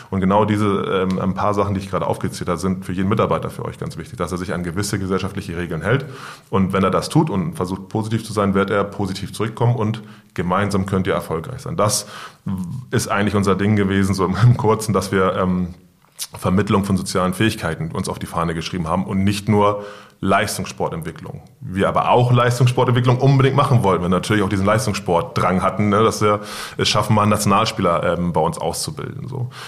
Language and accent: German; Hamburg, Germany; Ich komme aus Wilhelmsburg, ich bin dort aufgewachsen und deswegen glaube ich, habe ich so ein gewisses Verständnis für den Stadtteil